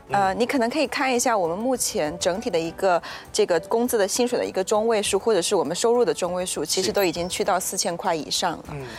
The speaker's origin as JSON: {"language": "Chinese", "country": "Malaysia", "said": "作为马来西亚人"}